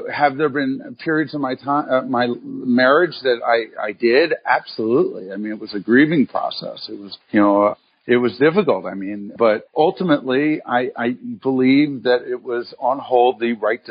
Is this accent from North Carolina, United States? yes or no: no; Philadelphia, Pennsylvania, United States; moved away; also born or lived in Cincinnati / Chicago; I grew up in Philadelphia and moved around a little bit from Philadelphia to Cincinnati